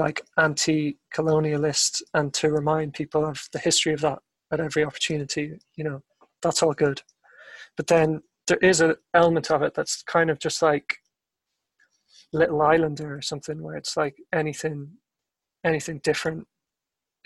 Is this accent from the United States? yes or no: no; Ireland; I'm Irish